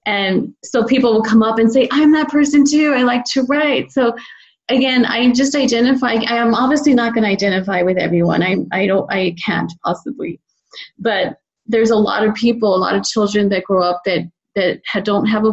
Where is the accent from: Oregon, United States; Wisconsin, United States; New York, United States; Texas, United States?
Texas, United States; El Paso; moved away; El Paso, my hometown, which is a border town right across is Juarez, Mexico